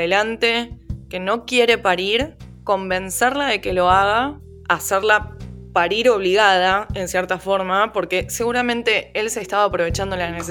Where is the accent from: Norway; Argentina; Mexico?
Argentina; nosotros como argentinos